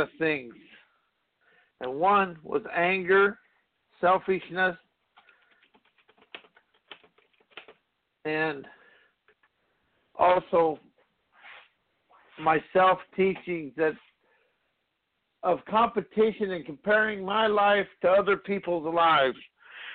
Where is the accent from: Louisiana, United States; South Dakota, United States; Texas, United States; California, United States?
South Dakota, United States; growing up in South Dakota